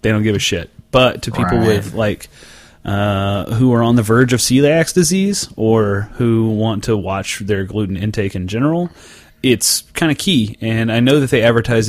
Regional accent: Oklahoma, United States; moved away; my hometown liquor store back in Oklahoma

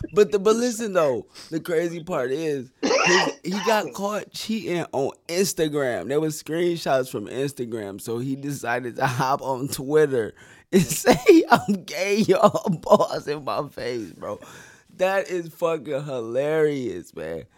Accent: Flint, Michigan, United States; we are both from Flint

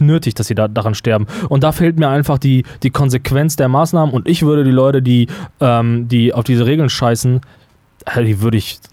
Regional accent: Germany; möchte ich mich nicht nicht als Deutscher mehr wahrnehmen

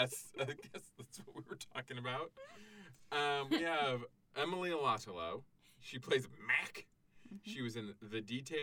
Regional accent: Canada; I'm Canadian.

